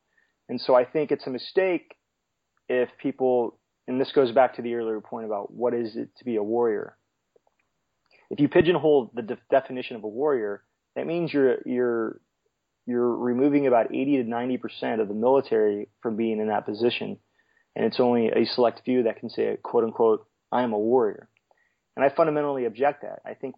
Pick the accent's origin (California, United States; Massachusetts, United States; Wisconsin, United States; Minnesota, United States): California, United States; growing up in California, growing up near the sea, the Coast Guard just really intrigued me.